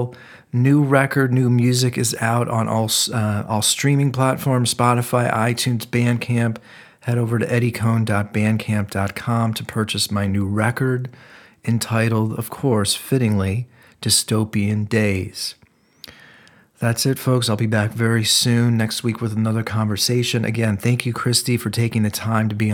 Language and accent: English; Cleveland, Ohio, United States; I'm actually from Ohio also, from Cleveland.